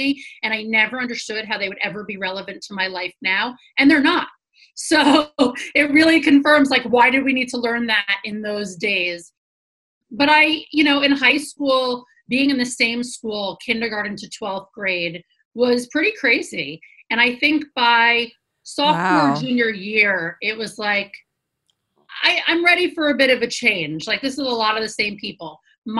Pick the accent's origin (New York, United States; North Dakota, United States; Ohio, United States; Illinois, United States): New York, United States; New York City; Born and raised in New York City, below 23rd Street, have a lot of pride around